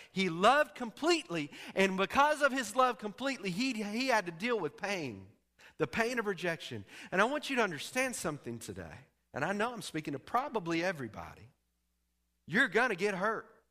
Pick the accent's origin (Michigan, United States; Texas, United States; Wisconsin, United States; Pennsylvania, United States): Texas, United States; I'm from Texas